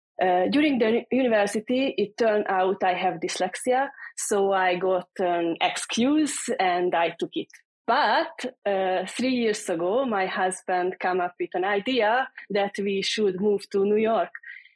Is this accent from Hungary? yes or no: yes; Hungary; English is a second language